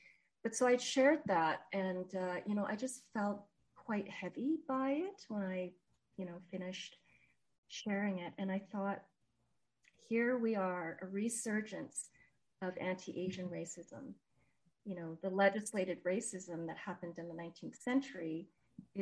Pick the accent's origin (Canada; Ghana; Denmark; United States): Canada; Montreal, Quebec; now in Edmonton, Canada; I was born in Montreal, grew up in Montreal, and now in Edmonton